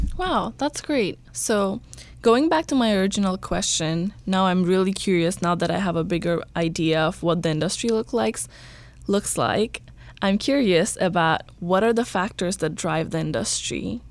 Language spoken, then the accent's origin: English; Bangladesh; now in Kentucky, United States; I'm originally from Bangladesh, but I go to school in Berea College in Kentucky